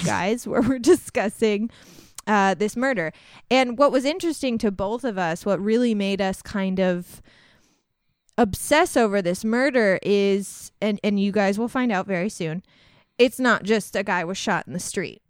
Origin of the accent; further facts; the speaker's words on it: Centralia, Illinois, United States; moved away; We're from Centralia.